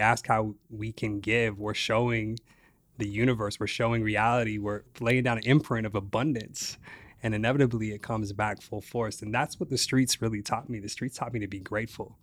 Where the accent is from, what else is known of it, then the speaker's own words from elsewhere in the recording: Las Vegas, Nevada, United States; So I grew up in Las Vegas, east side of Las Vegas, in the projects